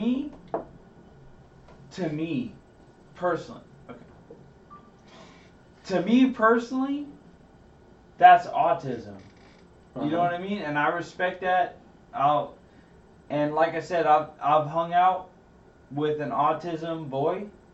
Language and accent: English; Salinas, California, United States; I'm from Salinas